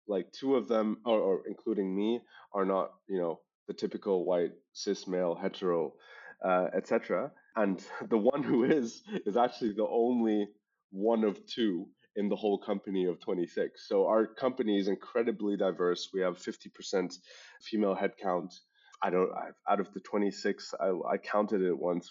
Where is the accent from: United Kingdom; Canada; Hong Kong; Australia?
Hong Kong; accent: international school English; moved away as an adult; now in Germany; I was born and raised in Hong Kong